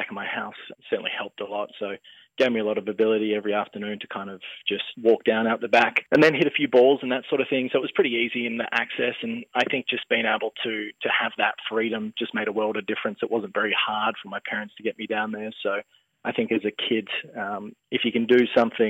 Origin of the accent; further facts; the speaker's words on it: Margaret River, Western Australia, Australia; I grew up in Margaret River, about halfway between the town and the beach